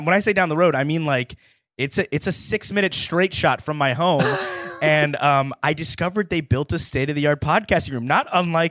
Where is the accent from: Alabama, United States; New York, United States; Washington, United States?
Alabama, United States; I grew up brown in Alabama.